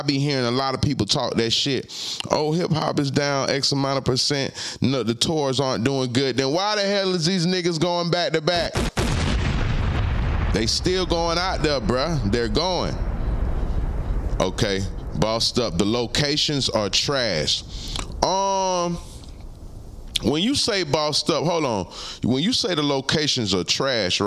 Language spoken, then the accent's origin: English; Palm Beach, Florida, United States; Palm Beach, where I'm from